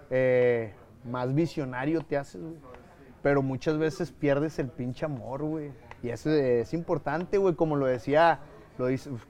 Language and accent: Spanish; Mexico; soy mexicano